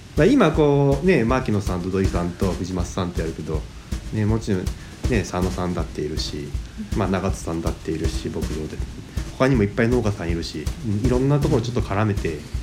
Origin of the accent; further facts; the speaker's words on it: Japan; also born or lived in Kanagawa; 生まれも育ちもこの上野地区になります